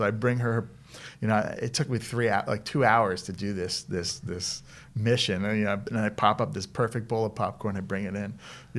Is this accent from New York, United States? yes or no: no; Elizabeth, New Jersey, United States; Elizabeth, New Jersey. So we are known for The Sopranos and Scientology.